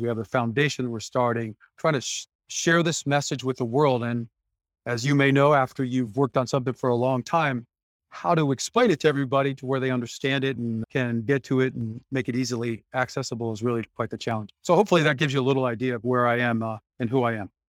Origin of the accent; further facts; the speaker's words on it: Detroit, Michigan, United States; I was born in Detroit, Michigan in 1966 to parents fighting for the civil rights movement.